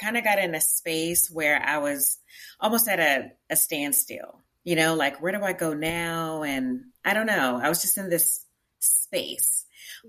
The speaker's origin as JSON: {"language": "English", "town": "Tyler", "region": "Texas", "country": "United States", "also_born_or_lived": "Houston, Texas / Prairie View, Texas", "moved": "as an adult", "lives_now": "Richmond, United States", "said": "I am from East Texas. I'm from Tyler, Texas, not too far from Dallas"}